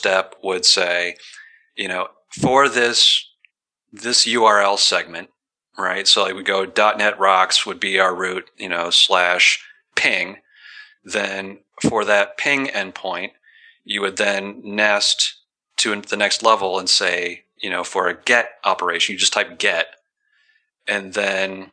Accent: Detroit, Michigan, United States; now in Seattle, United States; I'm from Detroit.

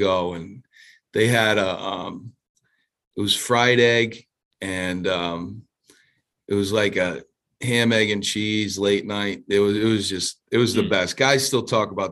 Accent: Providence, Rhode Island, United States; I grew up near Federal Hill in Providence, Rhode Island

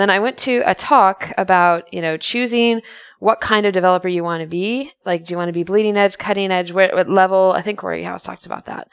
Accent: United States; I'm an American.

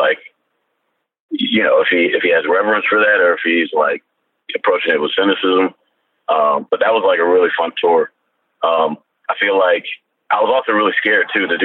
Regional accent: Columbia, Maryland, United States; my friends growing up in Columbia, Maryland

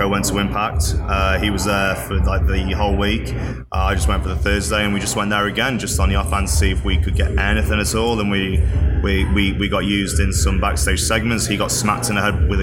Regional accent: United Kingdom; moved away as an adult; now in United States; being British

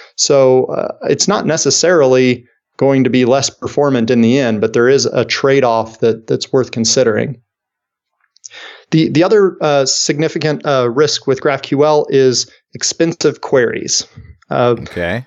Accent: Kansas City, United States; my hometown here of Kansas City

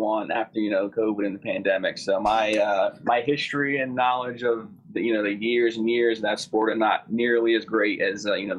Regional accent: New Jersey, United States; I mean, I'm from the South, but, South Jersey.

